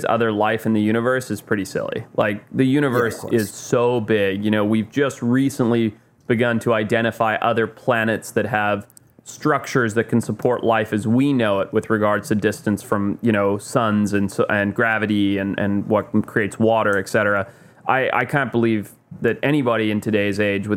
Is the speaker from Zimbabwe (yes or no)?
yes; Zimbabwe; moved away; I grew up in Zimbabwe